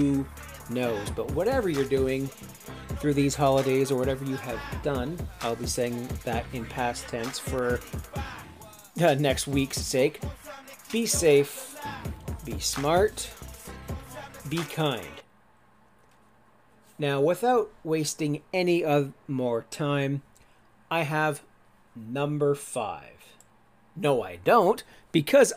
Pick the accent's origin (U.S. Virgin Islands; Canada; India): Canada; Sauble Beach, Ontario; I don't say Sauble Beach. I'll just say Toronto, because more people know about Toronto